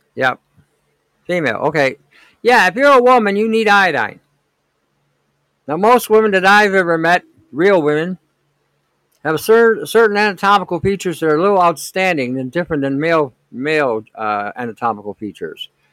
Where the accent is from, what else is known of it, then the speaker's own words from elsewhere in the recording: Detroit, Michigan, United States; I grew up in Detroit back in '67. We had the riots, the, the race riots in Detroit